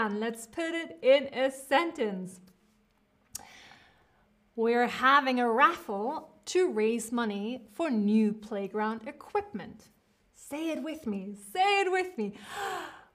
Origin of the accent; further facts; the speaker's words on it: United States; accent: American; now in Berlin, Germany; I am speaking with an American accent. I'm speaking with an American accent.